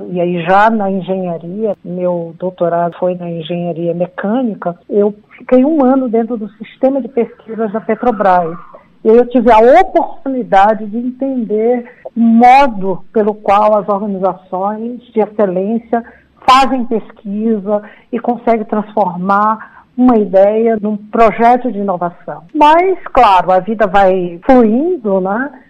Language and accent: Portuguese; Recife, Pernambuco, Brazil; Eu sou de Recife, fiz economia na Federal de Pernambuco e sempre quis estudar em São Paulo.